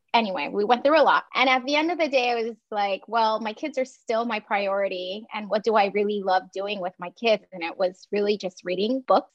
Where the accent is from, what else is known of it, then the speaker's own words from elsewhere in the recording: Taiwan; moved away as an adult; now in United States; I grew up in Taiwan.